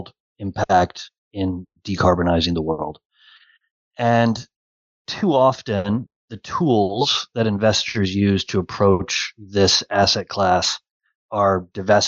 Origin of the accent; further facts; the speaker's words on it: Cleveland, Ohio, United States; I'm a proud Clevelander